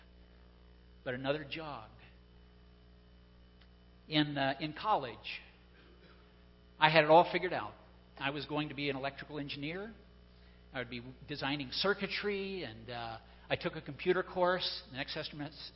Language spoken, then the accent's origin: English; Pensacola, Florida, United States; I grew up in the South. I'm a native of Pensacola, Florida